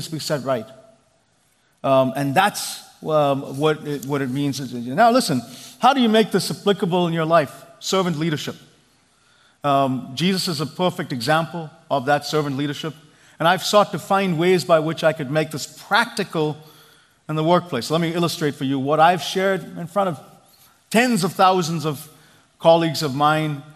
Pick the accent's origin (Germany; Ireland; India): India; now in Silicon Valley, United States; I grew up in India